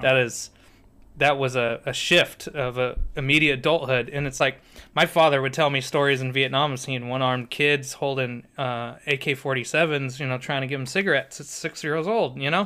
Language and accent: English; San Diego, California, United States; I'm thirty-five, grew up in San Diego on the beach